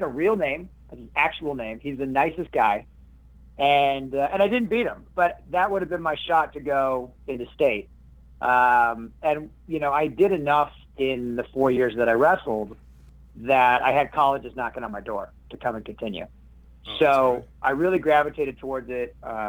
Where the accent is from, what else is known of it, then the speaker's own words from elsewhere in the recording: Minneapolis, Minnesota, United States; also born or lived in New Mexico / San Francisco / Thailand; I'm born in Minnesota. I'm from Minneapolis, Minnesota. But I lived all over. I lived in New Mexico. I lived in San Francisco. I lived in Thailand on and off for a few years.